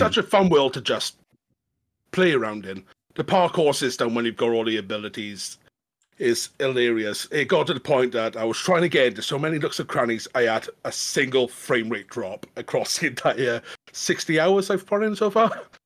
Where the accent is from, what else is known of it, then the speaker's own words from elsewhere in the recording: Welsh, Wales, United Kingdom; being Welsh